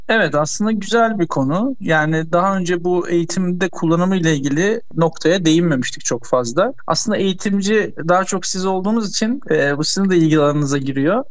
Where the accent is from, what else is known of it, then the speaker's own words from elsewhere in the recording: Istanbul, Turkey; 1981 İstanbul doğumluyum.